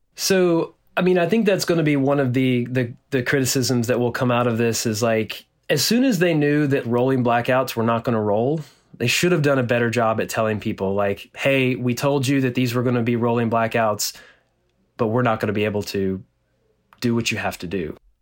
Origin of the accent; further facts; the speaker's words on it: Nacogdoches, Texas, United States; my hometown in, in Nacogdoches, Texas, which is a small town in East Texas